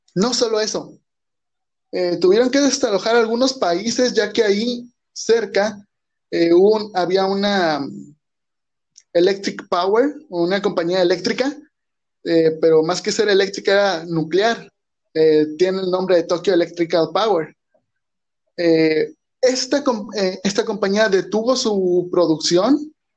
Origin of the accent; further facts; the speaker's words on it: Mexico; como mexicano, yo creo que entiendo, tal vez no vivo en el centro de México, vivo donde ni siquiera llegan los temblores